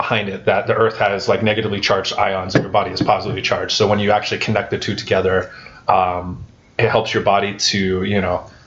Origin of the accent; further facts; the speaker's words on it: Irvine, California, United States; now in Utah, United States; I grew up in Irvine, California. It was awesome, awesome childhood